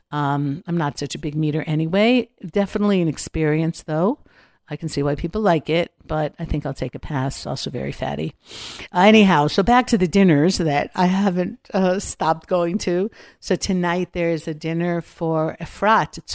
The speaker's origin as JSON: {"language": "English", "town": "Los Angeles", "region": "California", "country": "United States", "said": "We came from Los Angeles, especially when they see what's happening in the States, especially Los Angeles."}